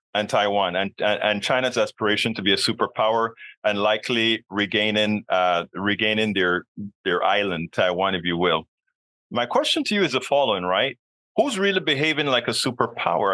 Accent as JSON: {"language": "English", "country": "Panama", "moved": "yes", "lives_now": "United States", "said": "being a person from another country myself. I'm a naturalized American citizen. I'm from Panama"}